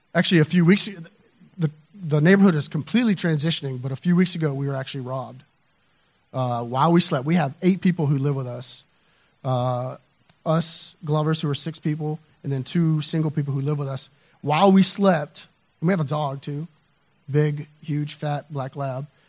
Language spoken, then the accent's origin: English; the South, United States; I grew up in the South